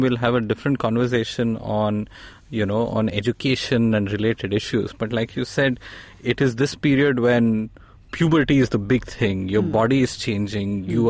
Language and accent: English; India; as an English-speaking Indian who watches TV and other things